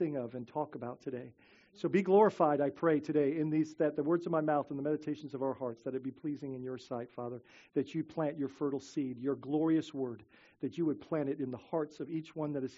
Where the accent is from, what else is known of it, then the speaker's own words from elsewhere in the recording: Bahamas; now in Florida, United States; growing up in the Bahamas